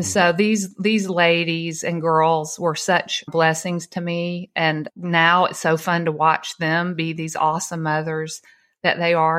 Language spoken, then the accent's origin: English; Atlanta, Georgia, United States; I grew up in Atlanta